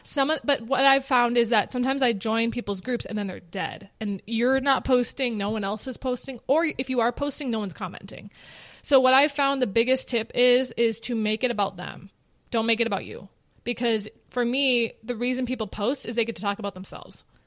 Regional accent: Minnetonka, Minnesota, United States; born or raised there

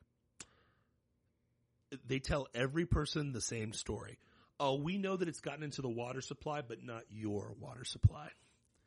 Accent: Ohio, United States; moved away; I'm from Ohio

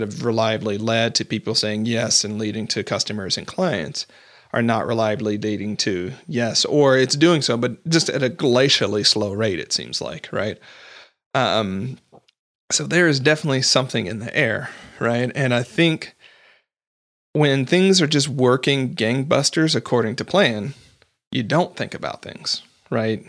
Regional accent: United States; I'm not Canadian

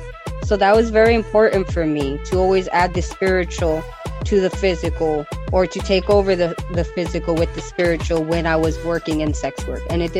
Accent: Nogales, Arizona, United States; And I grew up in Nogales, and I lived in both places, in Nogales, Mexico, and I lived in Nogales, Arizona.

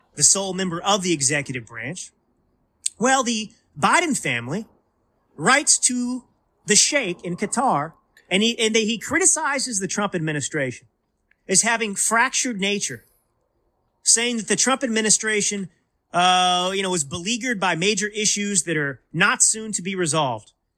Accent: Dallas, Texas, United States; I grew up in Dallas

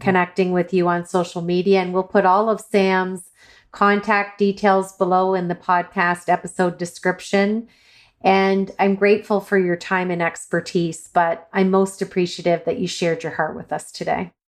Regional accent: Ireland; I'm Irish

